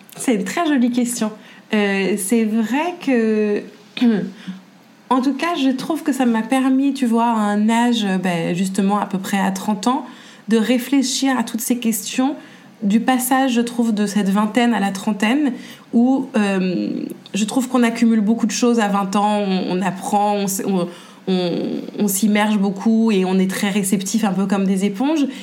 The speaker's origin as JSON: {"language": "French", "town": "Paris", "region": "Île-de-France", "country": "France", "tie": "born or raised there", "said": "je suis née à Paris et je vis toujours à Paris"}